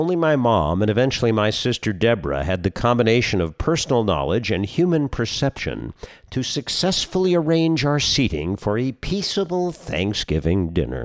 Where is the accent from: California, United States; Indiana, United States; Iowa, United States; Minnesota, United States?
California, United States; Los Angeles; my house growing up in Los Angeles